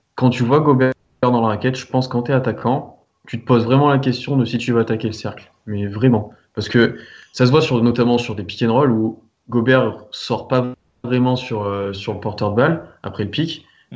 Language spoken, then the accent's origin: French; France; on est français aussi